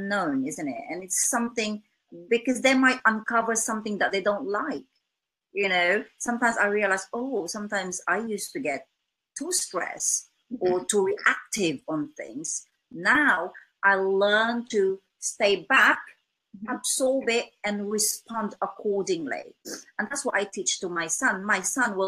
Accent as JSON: {"language": "English", "country": "Philippines", "second_language": "English", "moved": "yes", "lives_now": "England, United Kingdom"}